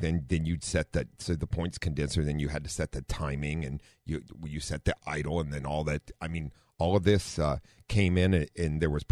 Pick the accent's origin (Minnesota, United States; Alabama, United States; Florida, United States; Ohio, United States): Ohio, United States; We grew up in Ohio